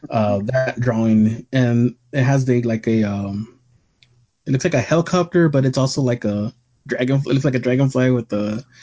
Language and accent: English; Brooklyn, New York, United States; I'm from Brooklyn. I have been going to Coney Island since I was a kid